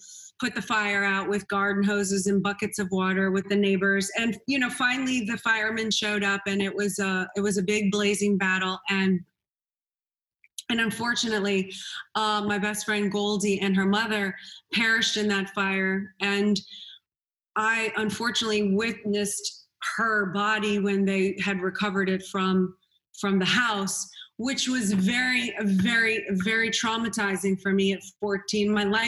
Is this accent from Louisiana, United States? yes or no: yes; New Orleans, Louisiana, United States; Well, you know, I grew up in New Orleans, Louisiana, New Orleans, darling.